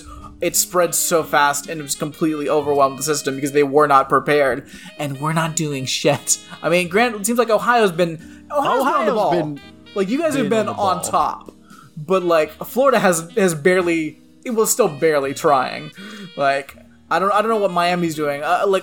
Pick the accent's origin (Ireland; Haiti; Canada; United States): Ireland; now in United Kingdom; having lived in Scotland for nearly 10 years, I'm actually Irish.